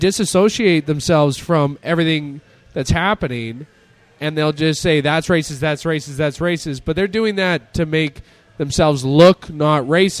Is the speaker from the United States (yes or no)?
no; Ghana; I'm from Africa. I'm from Ghana.